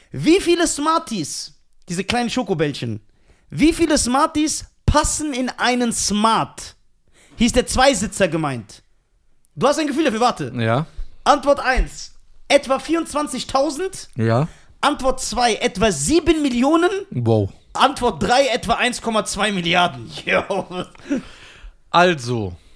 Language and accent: German; Germany; Ich bin mehr Deutscher als ein Deutscher. Weil ich Deutsch bin.